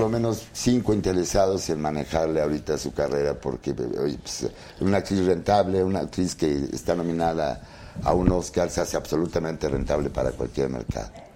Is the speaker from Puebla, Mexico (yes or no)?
yes; Puebla, Mexico; moved away as an adult; now in Mexico City, Mexico; yo soy de Puebla, entonces a mí, cuando yo llegué muy joven a la Ciudad de México